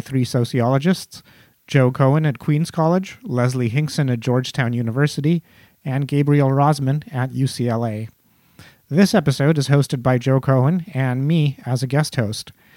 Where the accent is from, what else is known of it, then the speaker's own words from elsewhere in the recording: India; now in United States; I'm Indian. I migrated to the United States from India